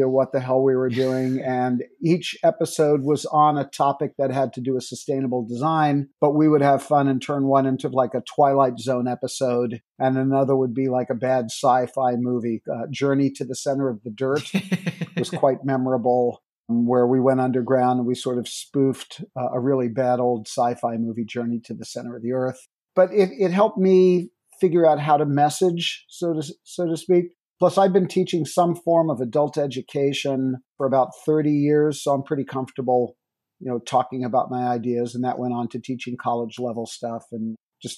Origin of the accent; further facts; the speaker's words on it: New York, United States; moved away; I'm a New Yorker originally